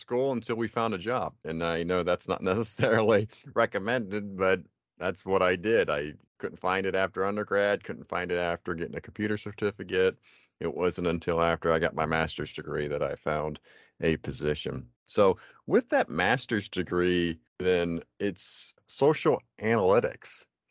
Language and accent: English; Pennsylvania, United States; now in Tallahassee, United States; So I am from Pennsylvania. So I am still consider myself a PA boy, even though I live in Florida now.